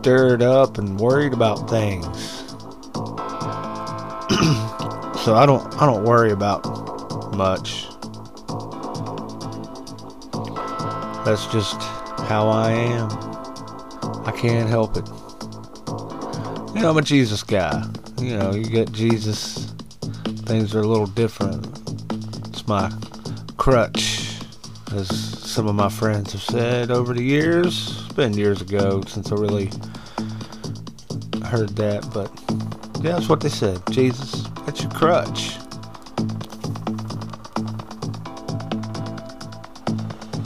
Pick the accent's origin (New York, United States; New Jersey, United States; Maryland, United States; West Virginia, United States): West Virginia, United States; moved away; I'd have to go back to West by God, Virginia to run for some kind of office on people I know